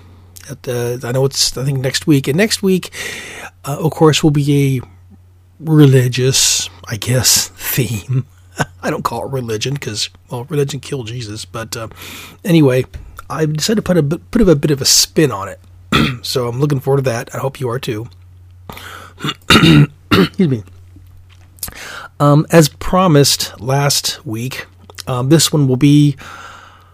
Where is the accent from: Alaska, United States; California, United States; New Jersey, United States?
Alaska, United States; I'm from Alaska